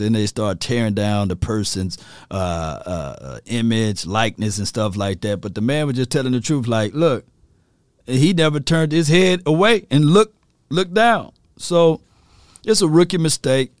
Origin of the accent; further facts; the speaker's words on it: Natchez, Mississippi, United States; now in Texas, United States; Natchez, Mississippi. Shout out to my hometown